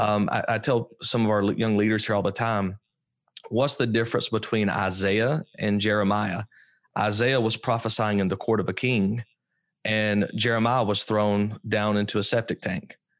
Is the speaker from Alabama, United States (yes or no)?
yes; Alabama, United States; I grew up in Alabama, so I'm obviously an Alabama fan